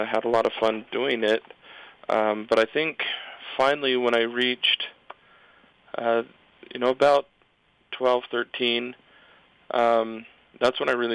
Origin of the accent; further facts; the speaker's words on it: Provo, Utah, United States; I grew up in Provo